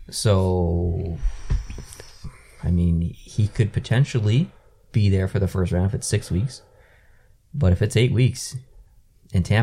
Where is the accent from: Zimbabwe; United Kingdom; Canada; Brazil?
Canada; I'm a Canadian.